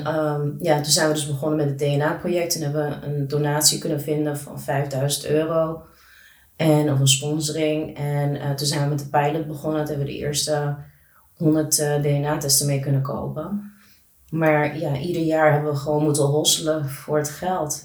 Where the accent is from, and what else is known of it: Netherlands; born or raised there; also born or lived in Colombia